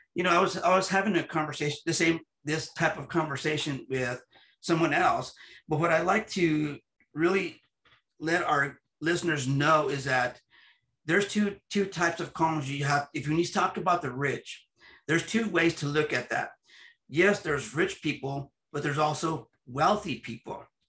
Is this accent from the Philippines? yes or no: no; United States; I'm an American citizen with Latino ethnicity